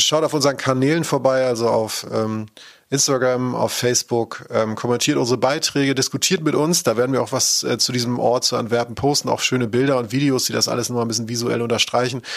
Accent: Cologne, North Rhine-Westphalia, Germany; als Kölner

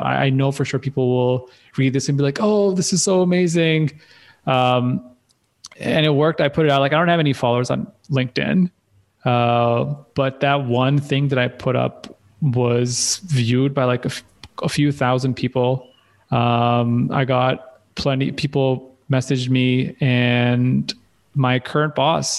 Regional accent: Pakistan; growing up in Pakistan is very different

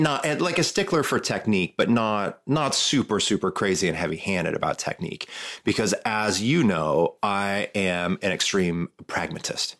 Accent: Midwest, United States; moved away; I'm from the Midwest

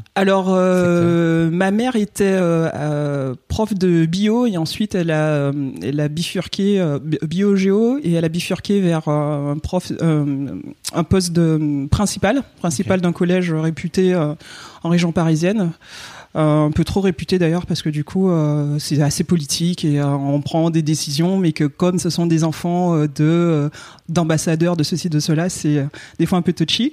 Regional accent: Guadeloupe; je viens de la Guadeloupe

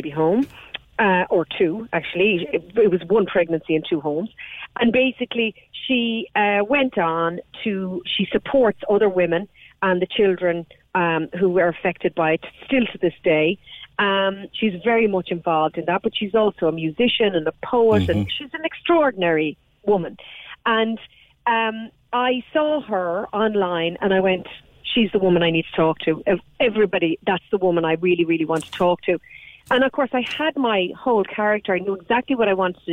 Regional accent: Ireland; I have long been incredibly angry as an Irish woman

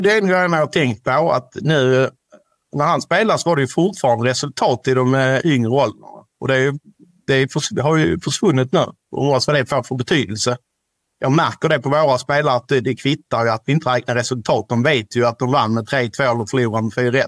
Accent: Ystad, Skåne, Sweden; vi kommer ju från Ystad kommun

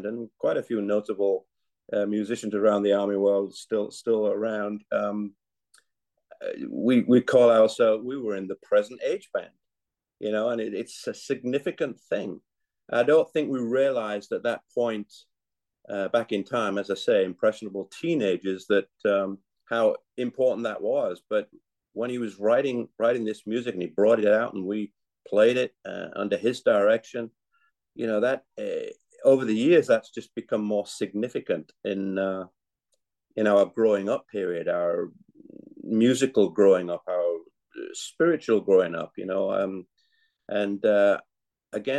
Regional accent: Yorkshire and the Humber, United Kingdom; now in United States; I was born in England and grew up in Yorkshire and now live in the United States

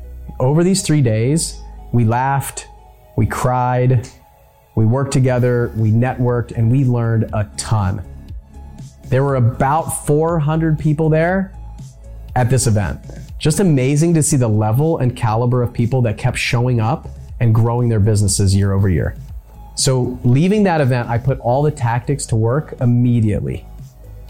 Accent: San Diego, California, United States; born there; I could see the place that I was born in San Diego, where my dad was stationed on submarines.

